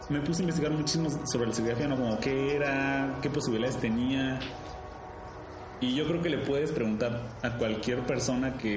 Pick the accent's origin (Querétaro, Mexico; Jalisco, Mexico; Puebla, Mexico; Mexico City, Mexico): Querétaro, Mexico; moved away; also born or lived in Colima; yo soy de Querétaro, ¿no? Y me fui a estudiar a Colima. Y yo ya no vivía en Colima